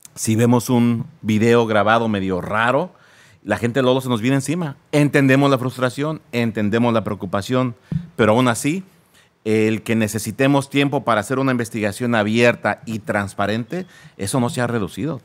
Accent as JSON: {"language": "Spanish", "town": "Naucalpan", "region": "State of Mexico", "country": "Mexico", "tie": "born or raised there", "first_language": "Spanish", "moved": "as an adult", "lives_now": "United States", "said": "ahí nací en lo que es el Estado de México. Eh, crecí ahí en, en, esa zona de Naucalpan"}